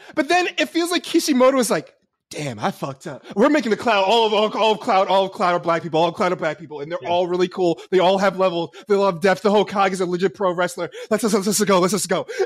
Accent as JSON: {"language": "English", "town": "New York City", "region": "New York", "country": "United States", "tie": "born or raised there", "said": "I grew up in New York City, but I grew up in like the Upper West Side"}